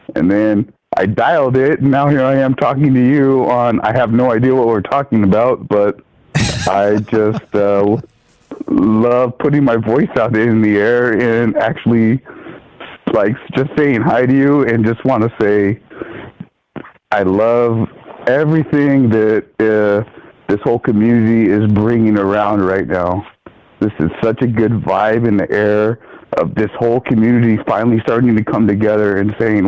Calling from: Fullerton, California, United States; from Fullerton.

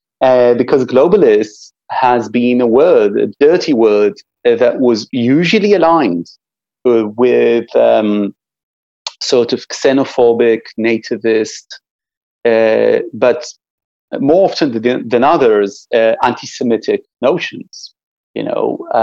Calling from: Israel; we're talking right now, and you're talking from the East Coast, I'm talking from Israel.

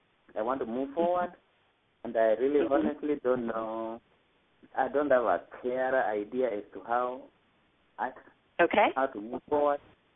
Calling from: Georgia, United States

